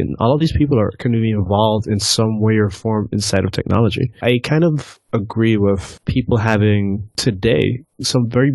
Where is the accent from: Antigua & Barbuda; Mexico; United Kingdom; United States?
Antigua & Barbuda; moved away as an adult; I was born and raised in Antigua, you know, came up here for college